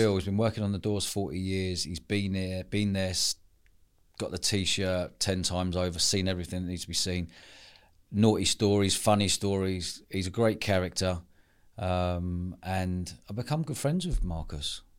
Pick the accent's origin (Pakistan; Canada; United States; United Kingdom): United Kingdom; London; moved away as an adult; growing up, I spent most of my life in London until moving down here